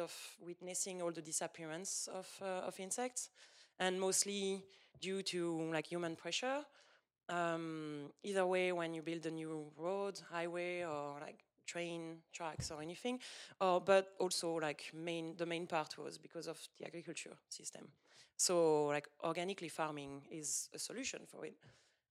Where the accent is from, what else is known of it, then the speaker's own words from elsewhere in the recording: Moselle, Grand Est, France; English is a second language; moved away as an adult; also born or lived in Jura, France; I was born in French Moselle, but then my parents still live there. But then I moved to the Jura on my own, and that's where I grew myself up